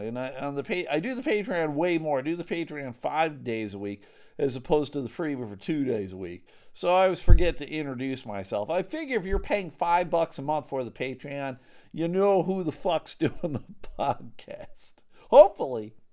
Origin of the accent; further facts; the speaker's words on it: Buffalo, New York, United States; growing up in Buffalo, there was a lot of street hockey to be had